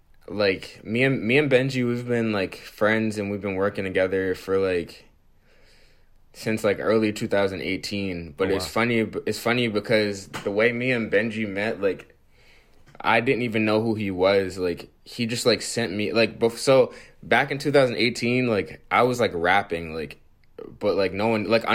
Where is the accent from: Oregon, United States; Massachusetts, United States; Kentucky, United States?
Massachusetts, United States; Dorchester; also born or lived in Roxbury; I'm from Dorchester.